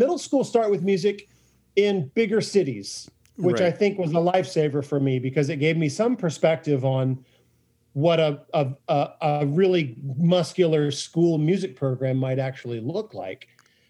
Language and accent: English; DeFuniak Springs, Florida, United States; born or raised there